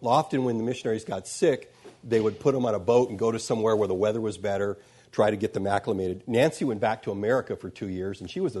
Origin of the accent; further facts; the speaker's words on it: Sudan; born there; I was born in Sudan, my parents were missionaries, I grew up reading the missionary books.